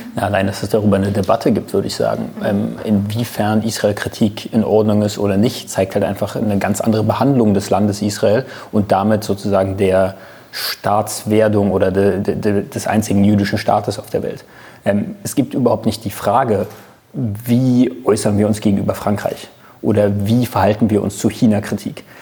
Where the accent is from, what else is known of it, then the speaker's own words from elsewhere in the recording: Germany; bin ich Deutscher, das heißt, ich bin kein Mitbürger, sondern ich bin genauso ein Bürger wie